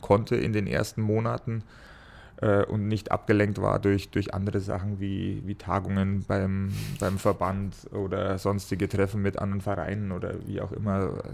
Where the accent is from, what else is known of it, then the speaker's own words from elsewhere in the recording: Ingolstadt, Bavaria, Germany; gebürtiger Schanzer